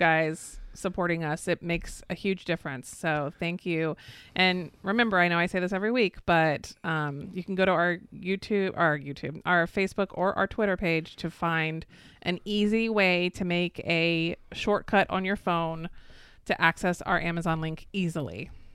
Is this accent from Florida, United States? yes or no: yes; Florida, United States; I'm actually a, actually a sixth generation native Floridian